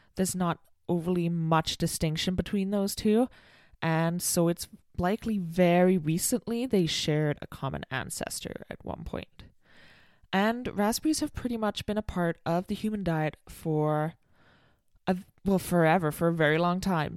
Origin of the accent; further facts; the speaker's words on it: United Kingdom; I'm British